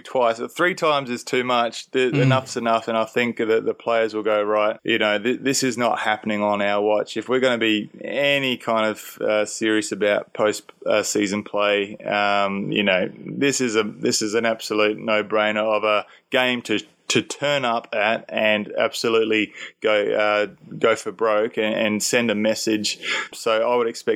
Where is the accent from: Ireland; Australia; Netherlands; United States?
Australia; Perth, Western Australia; now in Cairns, Australia; growing up in Perth, we didn't have many Indigenous at my school